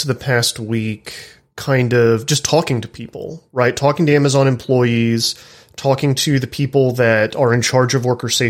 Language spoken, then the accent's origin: English; North Texas, United States; I'm from Tornado Alley, like North Texas is kind of right at the edge of it.